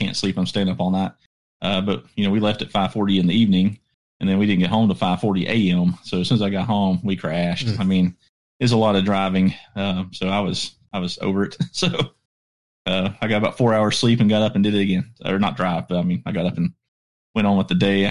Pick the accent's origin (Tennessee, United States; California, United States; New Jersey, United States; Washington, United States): Tennessee, United States; Johnson City; We're from Johnson City, Tennessee.